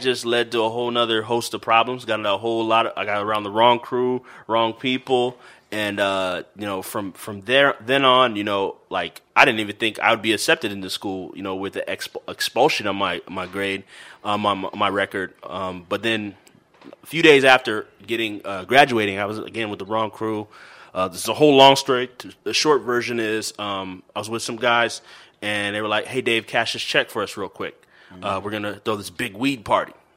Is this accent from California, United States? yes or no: yes; California, United States; I'm from Cali, California.